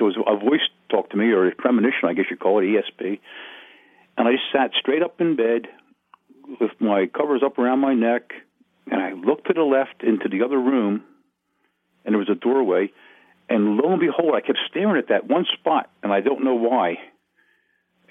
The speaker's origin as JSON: {"language": "English", "town": "Wilmington", "region": "Delaware", "country": "United States", "tie": "born or raised there", "also_born_or_lived": "Smyrna, Delaware"}